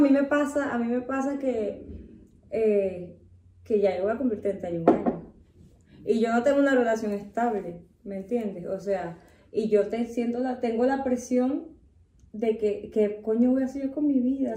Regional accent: Venezuela; now in Mexico; la mayoría de nosotros los venezolanos

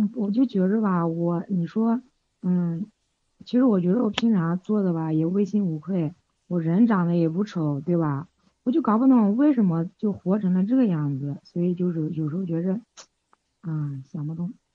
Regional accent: Nanjing, Jiangsu, China; 就是用用我们南京话讲

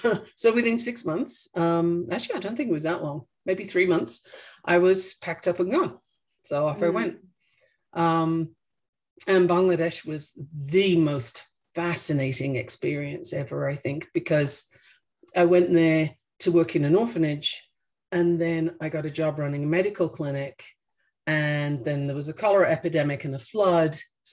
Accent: England, United Kingdom; born there; also born or lived in Australia; I was born in England and my parents just wanted to see what was new and interesting in Australia. So I went there when I was 6 months old.

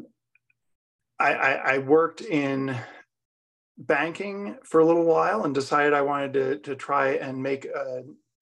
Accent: Buffalo, New York, United States; now in Roaring Fork Valley, United States; growing up in Buffalo, New York, played youth hockey

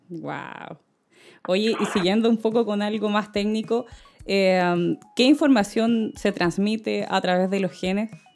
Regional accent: Chile; nosotros eh, como chilenos seamos mestizos

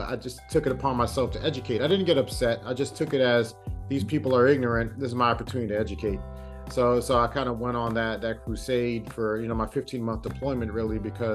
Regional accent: New York City, New York, United States; moved away; also born or lived in Virginia; growing up in Brooklyn

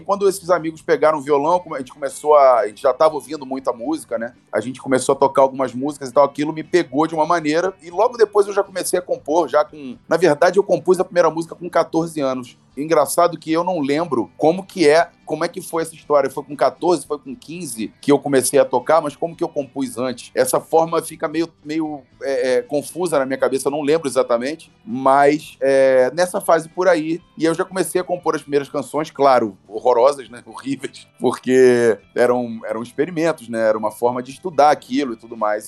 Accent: Rio de Janeiro, Brazil; also born or lived in Petrópolis; eu morava em Petrópolis, eu sou do Rio de Janeiro, eu morava em Petrópolis e treinava no Rio

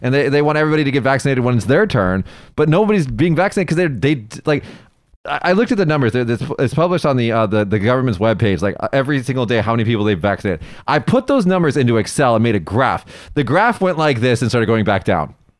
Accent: United States; now in Japan; an American

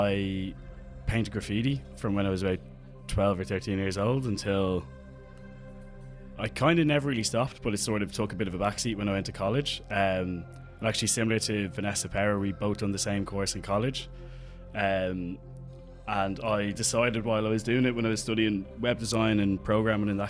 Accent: Dublin, Leinster, Ireland; I'm an artist from Dublin

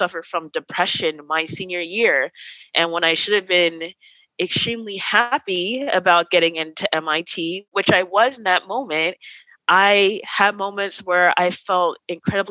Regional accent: New Jersey, United States; moved away as an adult; now in Pasadena, United States; I'm from New Jersey. I moved out here with no family

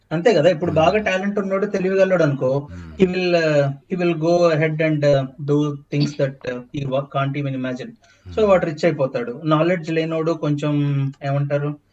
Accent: India; accent: Indian; now in Scotland, United Kingdom; నా యాక్సెంట్ అంటే Indian accent

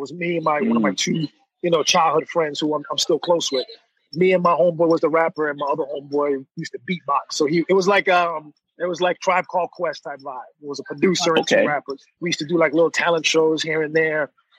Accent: Miami, Florida, United States; basically 305 is my home, unless like Usain Bolt is running, then I'm full Jamaican again.

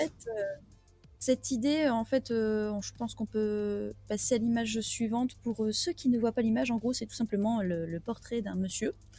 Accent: the Nord, Hauts-de-France, France; moi, je suis du Nord

